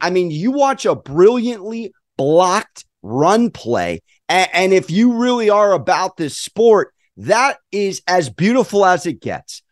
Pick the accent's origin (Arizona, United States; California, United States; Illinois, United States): California, United States; San Diego; I am from San Diego